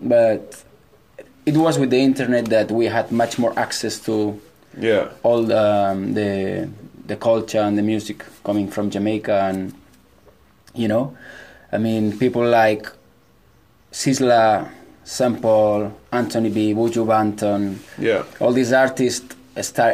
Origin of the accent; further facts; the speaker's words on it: Mollet del Vallès, Catalonia, Spain; I am from a village nearby Barcelona. It's a village called Mollet